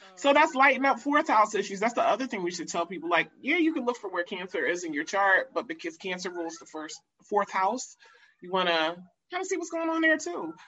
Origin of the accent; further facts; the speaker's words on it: United States; being American